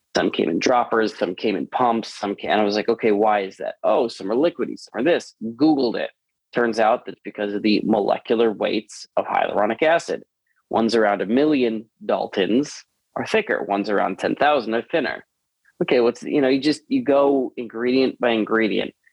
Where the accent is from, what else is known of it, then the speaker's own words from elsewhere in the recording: Long Island, New York, United States; now in Los Angeles, United States; I was born in Long Island in New York